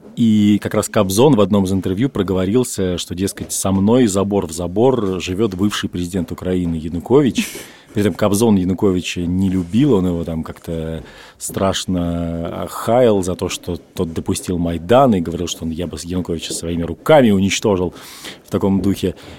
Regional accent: Russia; now in Tbilisi, Georgia; я из России.

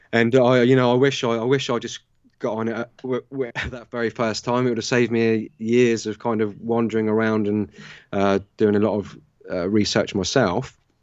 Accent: Southampton, South East England, United Kingdom; Southern England, uh, Southampton in the U K.

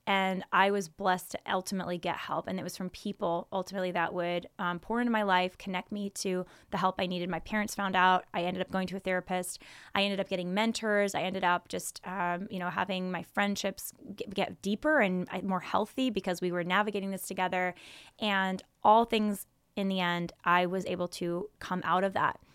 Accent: Silicon Valley, California, United States; growing up in Silicon Valley, California

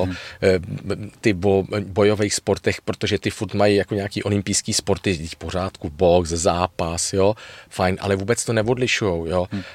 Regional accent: Prague, Czechia; já jsem rodilej Pražák

